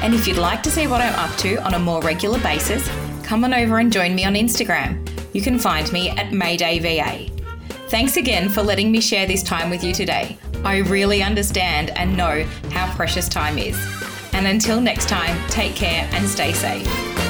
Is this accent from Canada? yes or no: no; Australia; as an Australian white woman